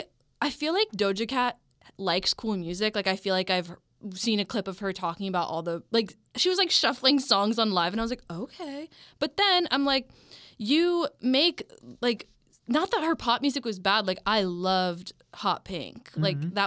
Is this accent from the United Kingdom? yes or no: yes; Manchester, North West England, United Kingdom; I'm a Manchester girl, don't hate me.